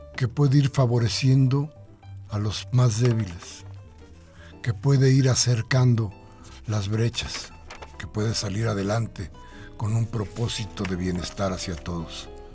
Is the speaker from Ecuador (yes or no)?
no; Mexico